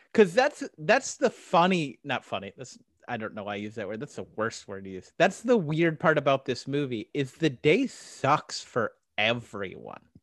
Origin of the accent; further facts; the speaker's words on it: Arizona, United States; I'm from Arizona. I lived in Arizona a lot of my life